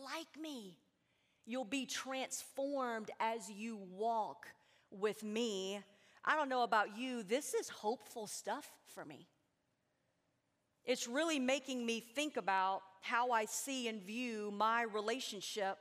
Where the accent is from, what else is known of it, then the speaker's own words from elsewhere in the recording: Tennessee, United States; I am a visitor. I am from Tennessee. I fly home tomorrow night